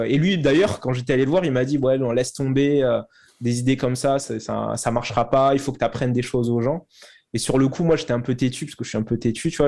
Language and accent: French; Toulouse, Occitania, France; also born or lived in London; je suis originaire de Toulouse.